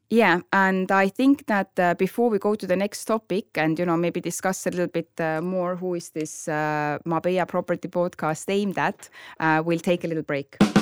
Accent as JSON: {"language": "English", "town": "Tallinn", "region": "Harju County", "country": "Estonia", "moved": "as an adult", "lives_now": "Marbella, Spain", "said": "I'm from Estonia, Tallinn"}